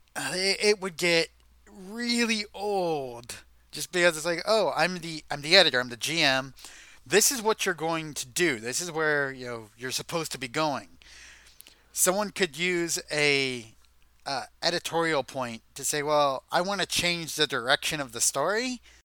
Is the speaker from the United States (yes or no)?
yes; United States; we're American